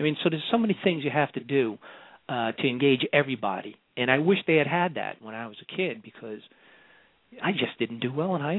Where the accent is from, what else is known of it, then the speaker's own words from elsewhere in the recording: Long Island, New York, United States; accent: New York; moved away as an adult; also born or lived in California; now in Central Coast, California, United States; Well, I grew up in New York, just outside of New York City, one of the very first towns on Long Island, right in the flight path of JFK Airport.